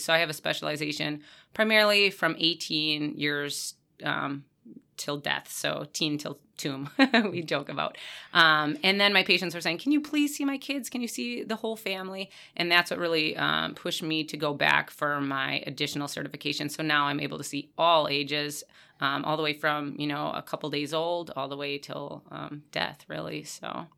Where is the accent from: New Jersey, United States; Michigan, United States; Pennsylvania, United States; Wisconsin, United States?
Wisconsin, United States; Stevens Point; I was born and raised in Stevens Point area